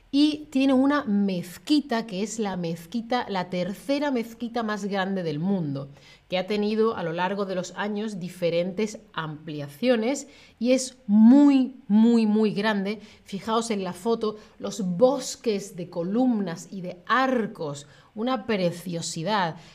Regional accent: Seville, Andalusia, Spain; yo soy de Sevilla, de la capital de Andalucía, la ciudad más bonita del mundo

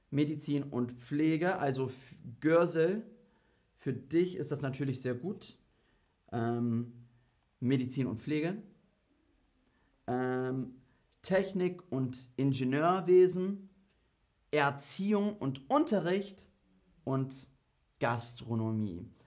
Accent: Germany; also ich bin EU-Bürger, ähm, ja, als, als Deutscher bin ich EU-Bürger

